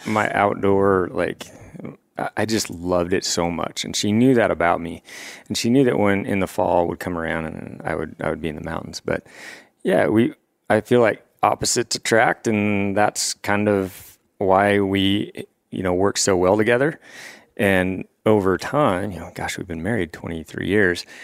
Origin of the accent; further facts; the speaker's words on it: Washington, United States; moved away as an adult; now in Three Forks, Montana, United States; I come from Washington State